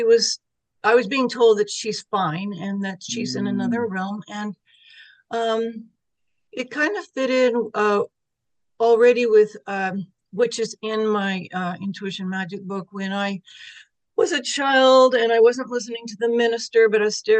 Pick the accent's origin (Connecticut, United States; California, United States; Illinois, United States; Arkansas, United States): California, United States; Sacramento; also born or lived in San Francisco Bay Area, California; we moved from the San Francisco Bay Area to Sacramento area in California